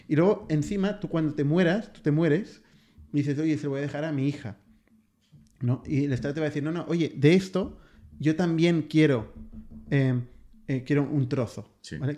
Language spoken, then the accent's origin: Spanish; Spain; en España, que nos hinchamos nos hablamos tanto de nuestro modelo, nuestra sanidad